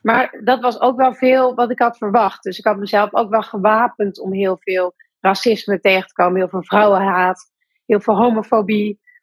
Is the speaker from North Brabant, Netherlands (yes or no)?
yes; Breda, North Brabant, Netherlands; Breda, waar ik geboren ben